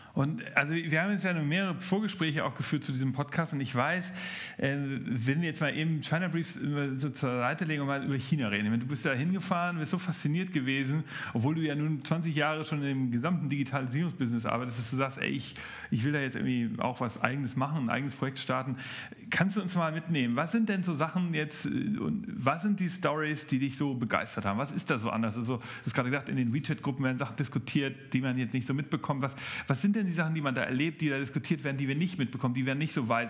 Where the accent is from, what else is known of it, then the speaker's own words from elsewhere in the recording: Germany; bei uns in Deutschland